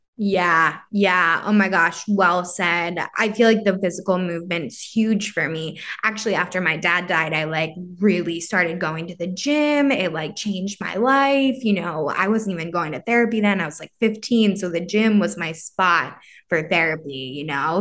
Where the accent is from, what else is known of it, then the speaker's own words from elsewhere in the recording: New York area, Northeast, United States; growing up in this area